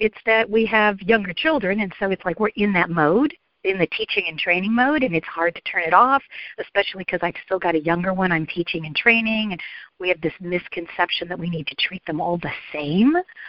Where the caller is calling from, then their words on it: Atlanta, Georgia, United States; I'm calling from the Metro Atlanta, Georgia area.